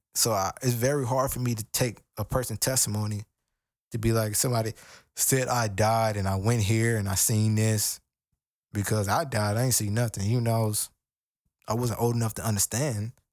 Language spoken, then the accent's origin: English; United States; I'm African American and, you know, even growing up in, in the hood